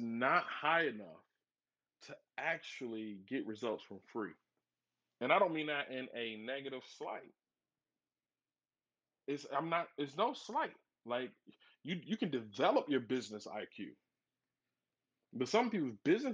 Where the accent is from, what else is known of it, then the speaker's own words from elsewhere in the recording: Flint, Michigan, United States; moved away as an adult; now in Dallas, United States; born and raised in Flint, Michigan, and now I'm down here in the DFW, or the Metroplex is what they call it down here in Dallas